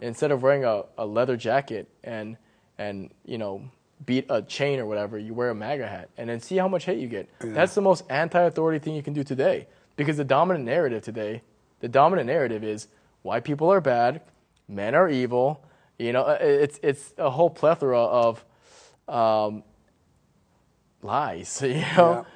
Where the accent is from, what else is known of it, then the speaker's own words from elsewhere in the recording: McLean, Virginia, United States; I grew up in McLean. So I was oh. like the only Asian guy